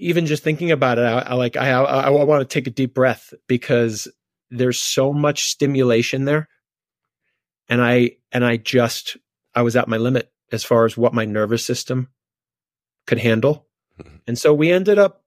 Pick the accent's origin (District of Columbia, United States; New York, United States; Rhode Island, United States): New York, United States; New York City; moved away as an adult; now in Colorado, United States; we moved from Brooklyn, New York, to this tiny mountain town in Colorado